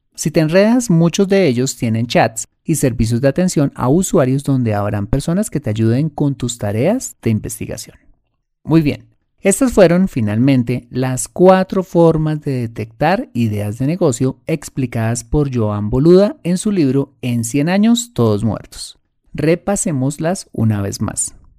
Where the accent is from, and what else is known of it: Colombia